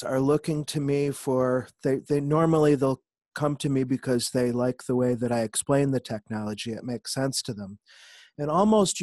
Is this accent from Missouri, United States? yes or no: no; Syracuse, New York, United States; now in Nashville, United States; I'm originally from Syracuse, New York, but I've lived in Nashville, Tennessee for the last 20